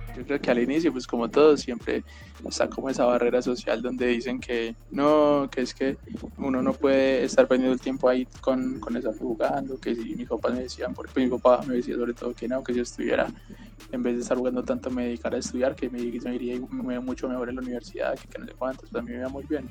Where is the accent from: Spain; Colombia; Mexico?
Colombia; soy el único colombiano de este equipo